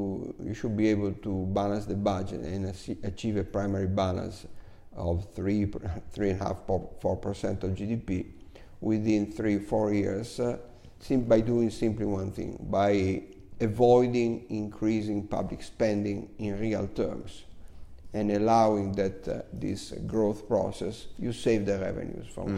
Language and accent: English; Cremona, Lombardy, Italy; moved away; my hometown, Cremona